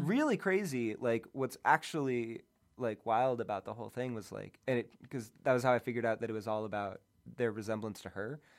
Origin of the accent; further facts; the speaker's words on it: outside of Boston, Massachusetts, United States; moved away; also born or lived in Cape Cod / New York; I grew up outside of Boston